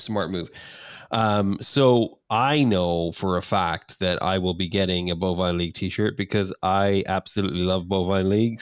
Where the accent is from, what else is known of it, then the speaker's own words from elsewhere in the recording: Ireland; moved away; being Irish